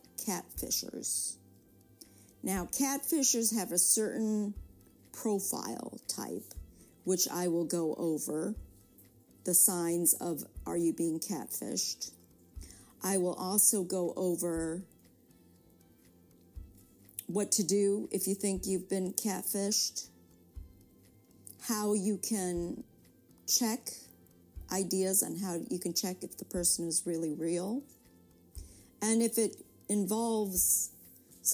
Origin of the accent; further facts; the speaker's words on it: United States; I'm Korean American. I was born here.